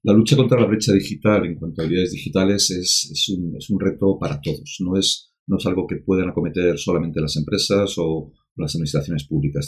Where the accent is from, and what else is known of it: Spain